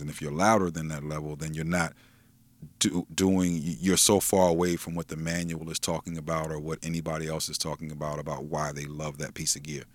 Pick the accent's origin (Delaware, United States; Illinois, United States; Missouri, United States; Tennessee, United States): Delaware, United States; Wilmington; I'm from Wilmington